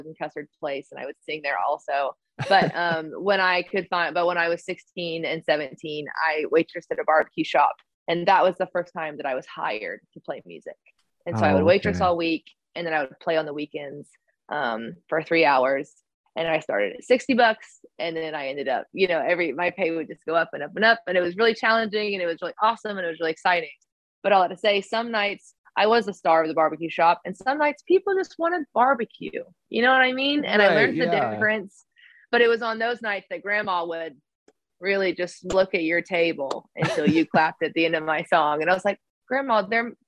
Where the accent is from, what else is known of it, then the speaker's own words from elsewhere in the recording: Oklahoma, United States; moved away; back home in Oklahoma when I was maybe eighth grade, maybe a freshman in high school